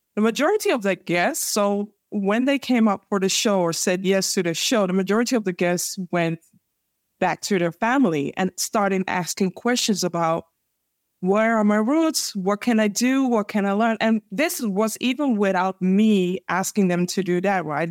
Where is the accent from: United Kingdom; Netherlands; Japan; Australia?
Netherlands; Amsterdam, North Holland; born and raised in Amsterdam, the Netherlands.